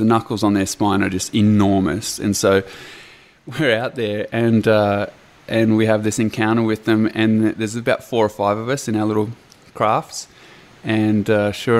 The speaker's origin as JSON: {"language": "English", "country": "New Zealand", "tie": "born or raised there", "moved": "yes", "lives_now": "Australia", "said": "I was born in New Zealand"}